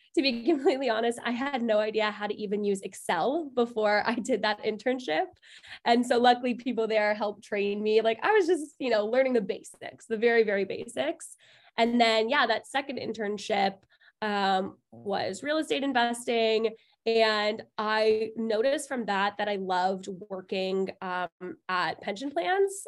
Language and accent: English; Toronto, Ontario, Canada; I was born and raised in Toronto, and I went to Concordia